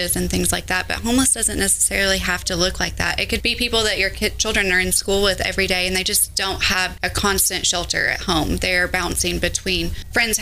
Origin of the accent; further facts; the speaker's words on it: Hendersonville, Tennessee, United States; I am from Hendersonville, born and raised. I've been here my whole life.